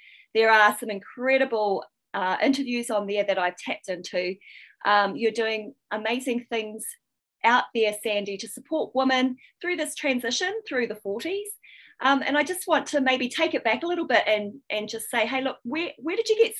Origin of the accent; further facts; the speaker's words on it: Wellington, New Zealand; So I grew up in Wellington, New Zealand.